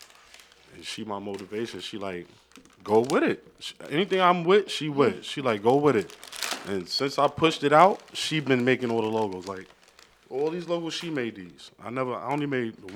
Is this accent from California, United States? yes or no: no; New York City, New York, United States; I'm from Brooklyn.